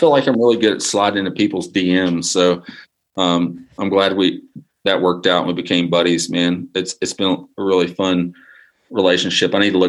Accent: Arkansas, United States; moved away as an adult; also born or lived in Mississippi Delta; now in North Carolina, United States; I grew up in Arkansas and moved to the mountains, North Carolina in 2009.

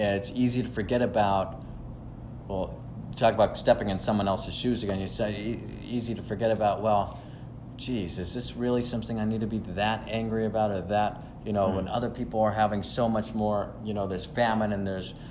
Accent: Los Angeles, California, United States; now in Kern County, United States; I grew up very involved in the Jewish community of Los Angeles

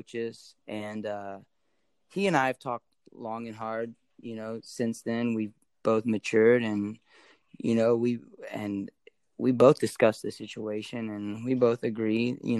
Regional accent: Dallas, Louisiana, United States; also born or lived in Shreveport, Louisiana; I was born in Shreveport.

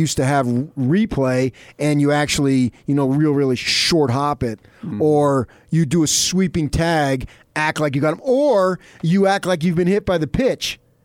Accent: New Jersey, United States; moved away; I grew up in Jersey

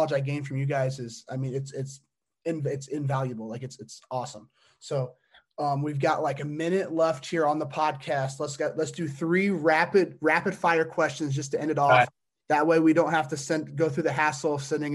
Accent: Indiana, United States; I'm from Indiana

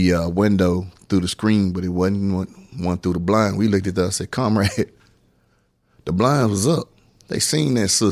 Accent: Fort Worth, Texas, United States; also born or lived in Waco, Texas; I was born in Waco, but I was brought up in Fort Worth. I come from a community called Highland Hills.

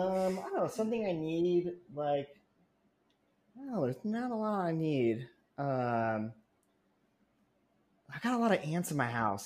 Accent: Northeast Ohio, United States; moved away; also born or lived in Seattle; So I grew up in Northeast Ohio, which we talked about before we were recording. And you know, we grew up in middle class, but we didn't have a ton of money.

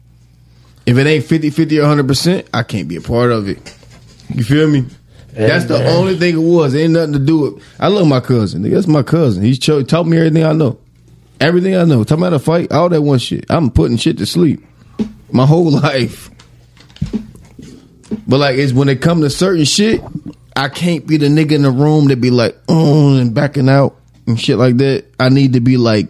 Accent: Cincinnati, Ohio, United States; I'm from Cincinnati. I'm from downtown

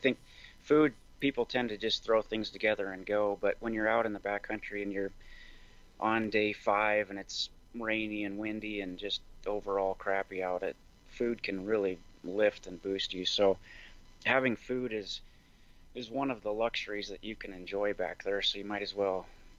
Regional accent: Montana, United States; also born or lived in Seattle; So I grew up in Montana. I'm a fifth generation Montanan, and I went to school in Bozeman. I worked in Seattle for a couple of years and then came back.

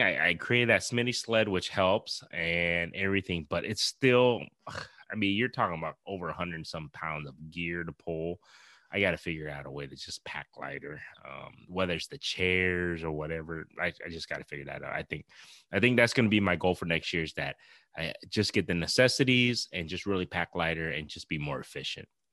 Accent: Iowa, United States; we're from Iowa

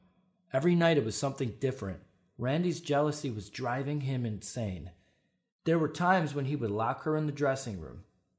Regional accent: Chicago northwest suburbs, Illinois, United States; now in Stevenage, United Kingdom; Yeah, in the suburbs, northwest suburbs.

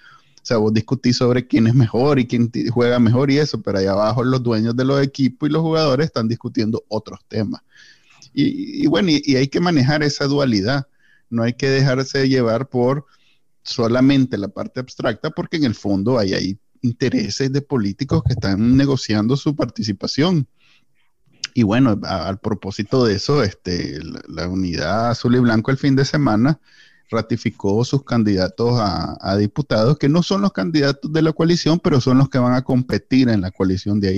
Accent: Nicaragua; porque pues somos nicaragüenses y esa es la forma en que los nicaragüenses nos relacionamos desde que existimos

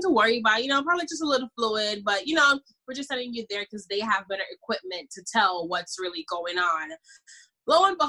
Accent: Jamaica; I'm Jamaican, by the way. I'm from the islands.

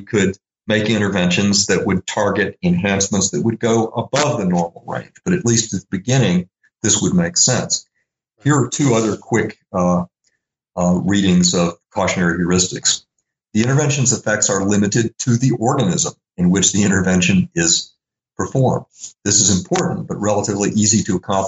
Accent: Little Rock, Arkansas, United States; I grew up in Little Rock, Arkansas

